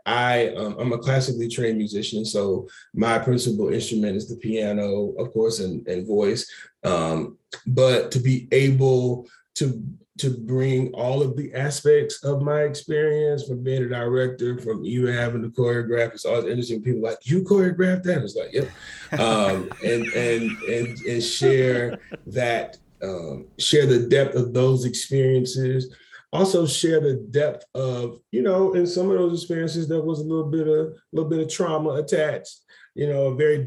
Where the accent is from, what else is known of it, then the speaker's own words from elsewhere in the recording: Macon, Georgia, United States; I grew up, I was born in Macon, Georgia, and I was blessed to grow up around almost four generations of my family